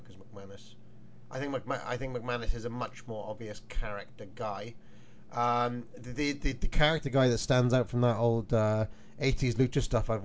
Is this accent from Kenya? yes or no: no; South Wales, United Kingdom; I'm from South Wales